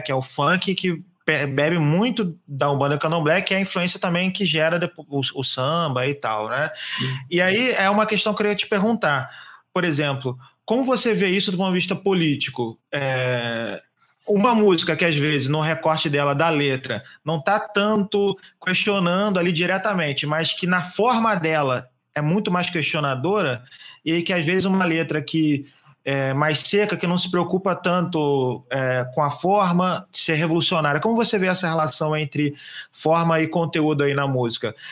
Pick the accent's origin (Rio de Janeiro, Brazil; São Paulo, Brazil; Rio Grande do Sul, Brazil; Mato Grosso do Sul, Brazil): Rio de Janeiro, Brazil; eu, como carioca